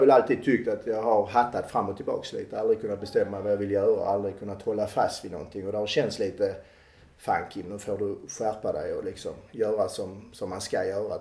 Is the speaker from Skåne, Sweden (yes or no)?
yes; Klågerup, Skåne, Sweden; accent: Skåne; moved away as an adult; also born or lived in Malmö; now in France; Jag är född i Malmö, uppvuxen i Klågerup. Mina föräldrar flyttade till Klågerup när jag var två år gammal